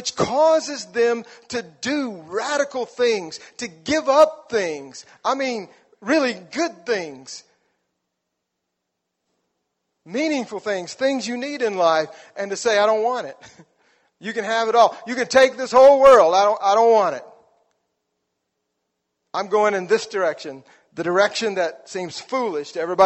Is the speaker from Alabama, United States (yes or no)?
yes; South Alabama, United States; moved away; I grew up in South Alabama, which means we did not have hockey